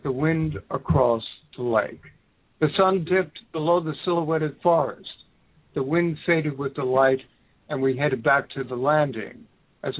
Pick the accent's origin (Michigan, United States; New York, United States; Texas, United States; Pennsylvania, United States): New York, United States; New York City; now in Egg Harbor City, United States; I was born and raised in the Bronx, South Bronx, and Lower East Side, Manhattan. So I spent most good portion of my life there